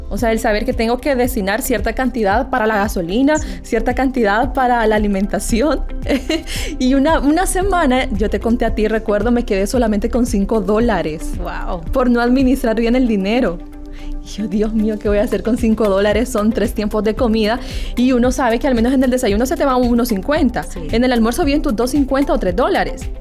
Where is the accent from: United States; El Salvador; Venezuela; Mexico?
El Salvador; Usulután; yo soy originaria de Usulután y sí, estuve viajando por seis años y medio hasta San Miguel para poder estudiar en la Universidad de El Salvador